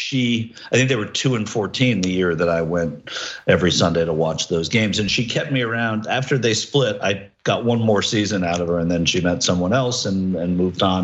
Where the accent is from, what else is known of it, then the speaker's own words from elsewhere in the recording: New York City, New York, United States; I grew up in New York City